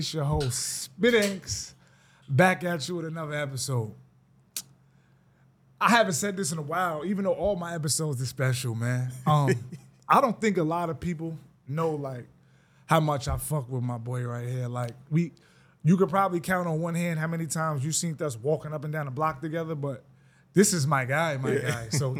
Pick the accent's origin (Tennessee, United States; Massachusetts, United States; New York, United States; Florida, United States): New York, United States; Greenburgh; some things about our town that just made it special growing up in Greenberg, New York.